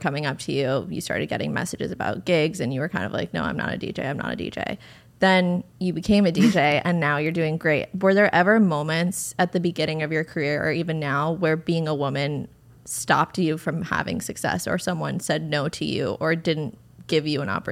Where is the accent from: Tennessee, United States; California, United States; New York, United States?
New York, United States; Westchester; I went to a small private school in Westchester, so I'm from New York originally